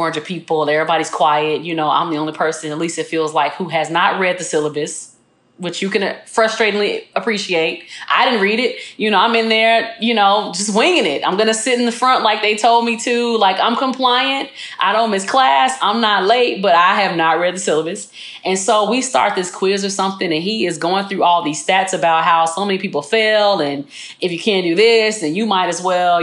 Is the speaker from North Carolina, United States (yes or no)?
no; Chicago, Illinois, United States; moved away as an adult; also born or lived in Tuscaloosa, Alabama; I grew up in Chicago